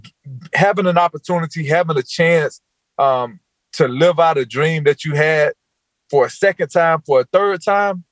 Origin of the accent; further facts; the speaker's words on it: Georgia, United States; moved away as an adult; also born or lived in North Carolina / Los Angeles; After growing up in Georgia my entire life, leaving Georgia, coming right here to Carolina, and being in Carolina for 14 years